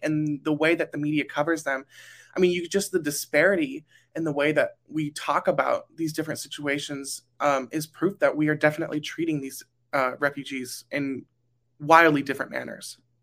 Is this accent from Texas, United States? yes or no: no; Burbank, California, United States; I am from Burbank, California